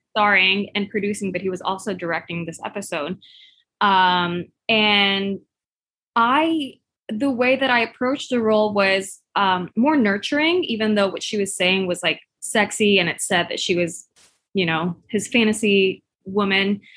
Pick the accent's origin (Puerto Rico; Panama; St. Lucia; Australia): Puerto Rico; I'm from Puerto Rico, where curves are our beauty standard.